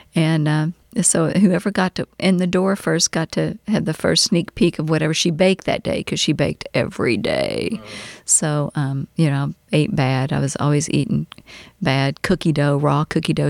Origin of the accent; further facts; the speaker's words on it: Louisville, Kentucky, United States; also born or lived in Winchester, Kentucky / Owensboro, Kentucky; then we moved back to Louisville and that's where I we stayed